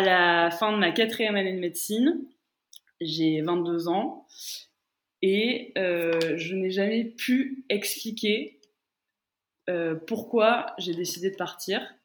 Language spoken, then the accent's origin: French; France; moved away as an adult; also born or lived in Romania / Middle East; j'ai grandi en France et à 18 ans, je décide de partir en Roumanie